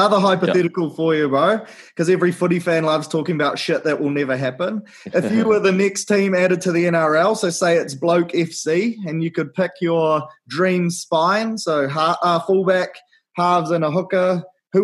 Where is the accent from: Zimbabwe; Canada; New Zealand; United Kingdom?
New Zealand; as a Kiwi bloke